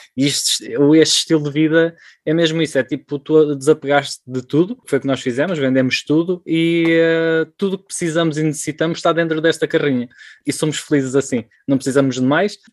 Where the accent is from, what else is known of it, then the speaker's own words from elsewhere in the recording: Portugal; moved away as an adult; also born or lived in Switzerland; Somos portugueses, vivemos ao lado da praia.